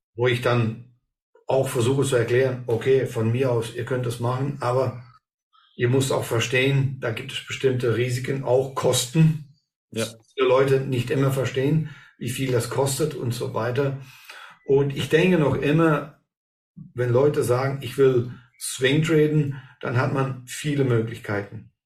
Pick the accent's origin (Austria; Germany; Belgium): Belgium; hier bei uns in Belgien